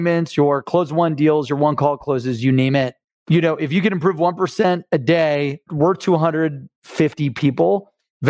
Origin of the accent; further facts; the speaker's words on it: Akron, Ohio, United States; also born or lived in Cleveland; I'm from Cleveland in Akron